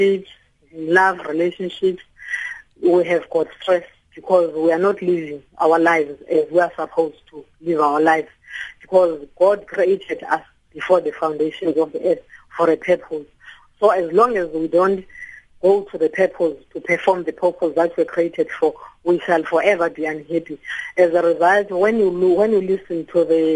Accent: Mbodleni, Manfre, Eastern Cape, South Africa; also born or lived in Butterworth / Tabankulu / Matatiele; was born in Manfre in a location that is called Mbodleni. Then I went on to study at Tolana High School, did my training college at Butterworth

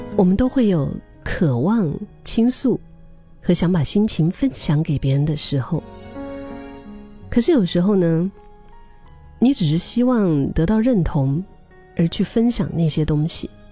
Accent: Yunnan, China; 这是我的老家的一句话，“云南话”

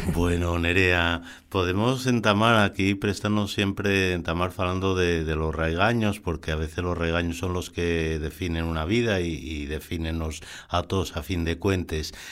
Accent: Sama, Asturias, Spain; que soy de Sama

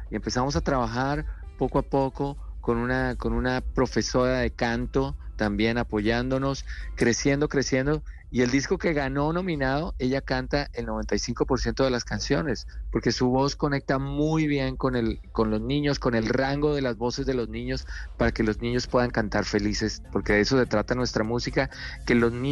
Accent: Bogotá, Colombia; born or raised there; moved away as an adult; also born or lived in Kansas City, Missouri; now in United States

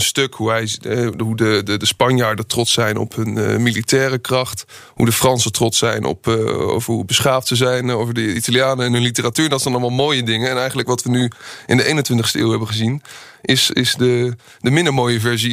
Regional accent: Netherlands; Als Nederlanders

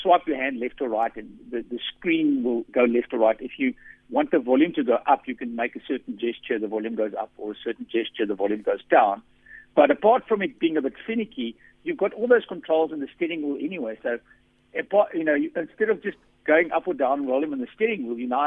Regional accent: South Africa; accent: Afrikaans; my Afrikaans accent

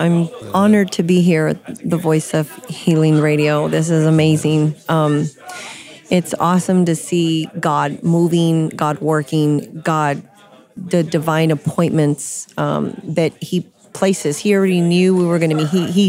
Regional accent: Corpus Christi, Texas, United States; also born or lived in San Antonio, Texas; And I grew up in Corpus, which is south of here.

